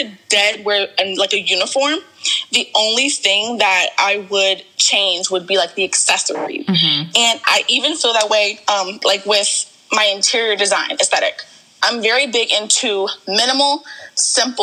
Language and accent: English; Largo, Maryland, United States; also born or lived in Warrenton, Virginia; I moved to Maryland when I think I'm maybe like seven. So like first or second grade. And I kind of grew up in like the Largo area